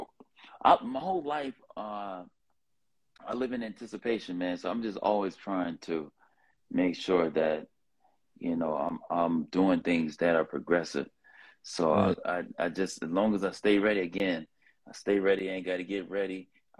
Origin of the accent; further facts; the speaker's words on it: Los Angeles, California, United States; accent: LA accent; from South Central LA. I was, I stayed next door to some Crips, and I stayed five houses down from another set of Crips. And so I grew up in the Crip neighborhood